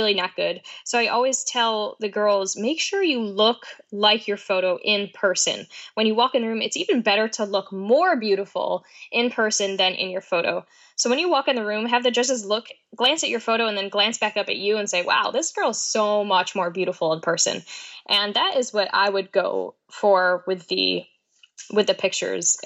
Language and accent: English; Oneida Lake, New York, United States; growing up on Oneida Lake in New York